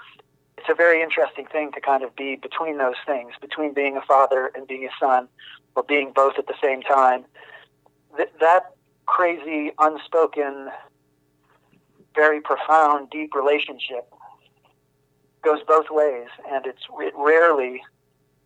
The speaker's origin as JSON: {"language": "English", "region": "Ohio", "country": "United States", "tie": "born or raised there", "moved": "yes", "said": "I grew up in Amish country on a farm in Ohio"}